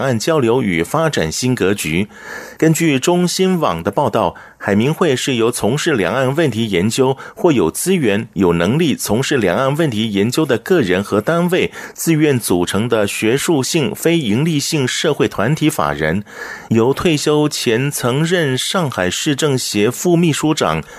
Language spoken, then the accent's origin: Chinese; Taiwan; 所以还是要请各位来到台湾的时候呢，包含我们台湾人也是一样啊，回到台湾要特别注意一下。